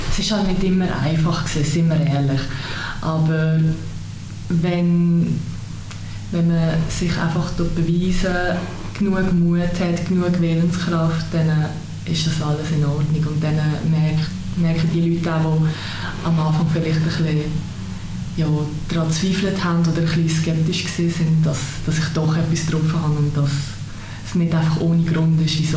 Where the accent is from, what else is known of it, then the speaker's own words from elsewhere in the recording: Möhlin, Aargau, Switzerland; Möli ist halt auch dort, wo ich aufgewachsen bin